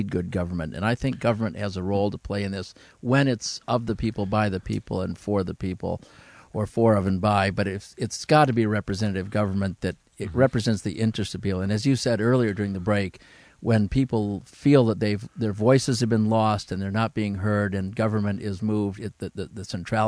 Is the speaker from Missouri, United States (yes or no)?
no; Owosso, Michigan, United States; my hometown coffee company, Foster Coffee Company in Owosso, Michigan